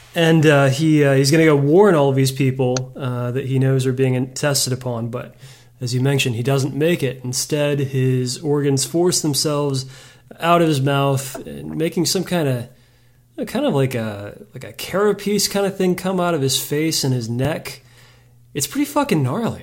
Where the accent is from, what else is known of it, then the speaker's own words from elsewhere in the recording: Texas, United States; As a Texan